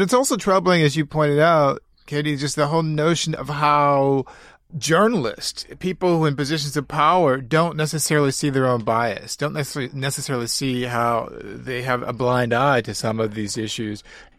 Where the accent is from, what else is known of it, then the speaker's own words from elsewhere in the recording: Midwest, United States; I'm a product of the Midwest myself. I feel like I'm just as much a Midwesterner as someone who worked in the factory